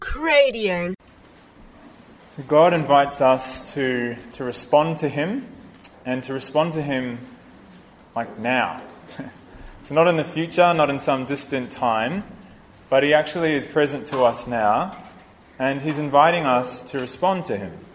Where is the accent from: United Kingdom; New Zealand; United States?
New Zealand; I'm from New Zealand